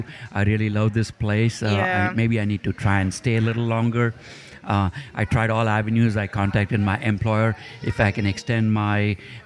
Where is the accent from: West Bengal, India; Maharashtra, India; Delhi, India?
Maharashtra, India; Mumbai; English is a second language; moved away as an adult; now in Jackson, United States; I grew up in Mumbai, India.